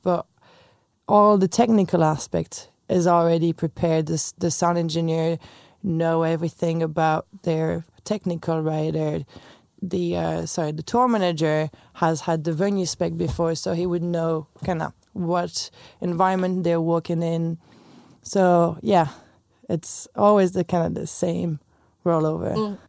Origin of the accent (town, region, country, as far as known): France; English is a second language; moved away as an adult; also born or lived in Chicago; now in Dublin, Ireland